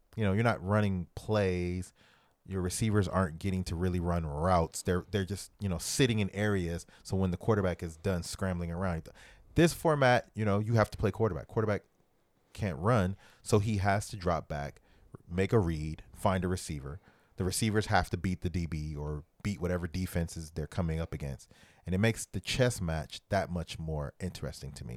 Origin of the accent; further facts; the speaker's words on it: New Orleans, Louisiana, United States; I'm from New Orleans